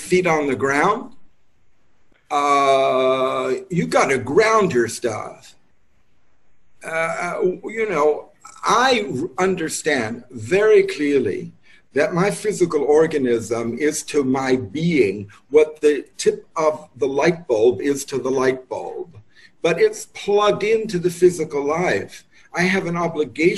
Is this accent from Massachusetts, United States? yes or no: no; New York, United States; moved away as an adult; also born or lived in Santa Fe, New Mexico; I'm born and raised in New York, but my middle years were spent based in Santa Fe, New Mexico